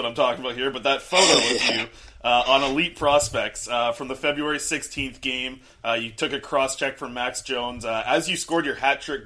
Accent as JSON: {"language": "English", "area": "Vancouver Island", "region": "British Columbia", "country": "Canada", "said": "I'm actually from Vancouver Island as well"}